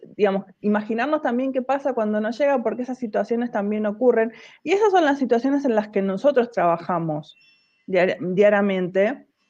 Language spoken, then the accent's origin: Spanish; La Plata, Buenos Aires Province, Argentina; moved away as an adult; now in Buenos Aires, Argentina; en realidad nací en La Plata, en el centro, pero viví mucho tiempo en Tolosa, casi todo el tiempo que viví, todo el tiempo que viví en La Plata, o la mayor parte, viví en Tolosa, sí